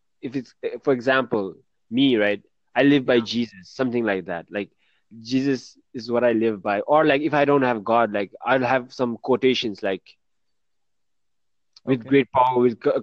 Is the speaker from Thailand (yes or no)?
yes; Bangkok, Thailand; I'm from Bangkok.